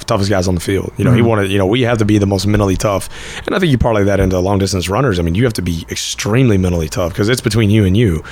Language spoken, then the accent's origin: English; Fort Worth, Texas, United States; accent: Texas; also born or lived in Cleburne, Texas; I was born in Fort Worth, grew up in Fort Worth, and then going into my junior year, my family moved down to Cleburne, just south of the Metroplex.